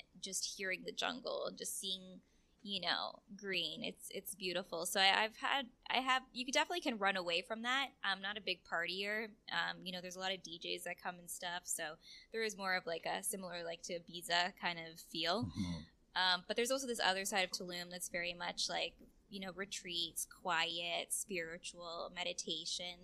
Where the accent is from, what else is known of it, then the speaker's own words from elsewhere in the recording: Canada; moved away as an adult; also born or lived in California / Romania; now in Mexico; being first generation Canadian. My mother came from Romania